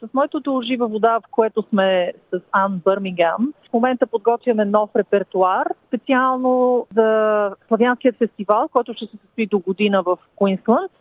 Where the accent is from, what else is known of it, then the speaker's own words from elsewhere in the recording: Bulgaria; now in Brisbane, Australia; сме българи